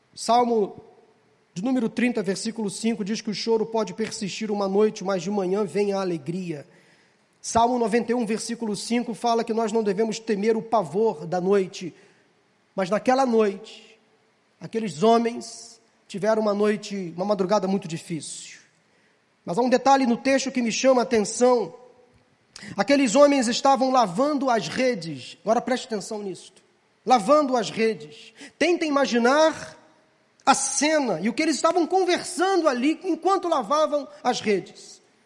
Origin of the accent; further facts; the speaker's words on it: Rio de Janeiro, Brazil; nós que somos cariocas